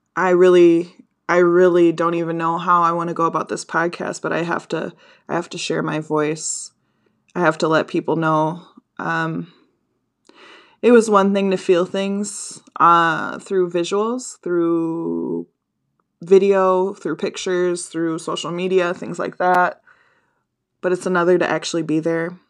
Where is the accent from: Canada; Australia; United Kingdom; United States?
United States; Minnesota; I'm from Minnesota